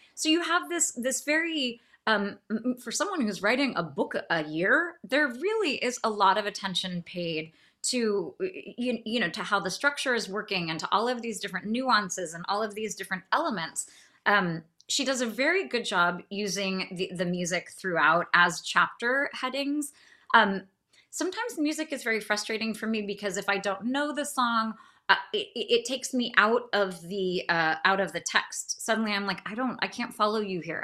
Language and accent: English; California, United States; I am from California